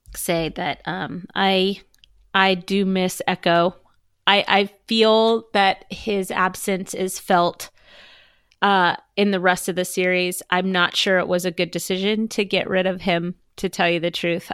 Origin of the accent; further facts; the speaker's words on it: Southern California, United States; I am from Southern California